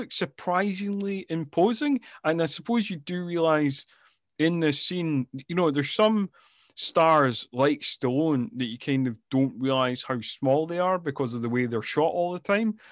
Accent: Scotland, United Kingdom; I am from Scotland

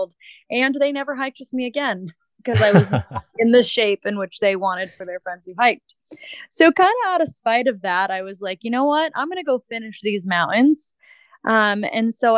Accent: Massachusetts, United States; moved away; I grew up in Massachusetts. I lived there for pretty much most of my life.

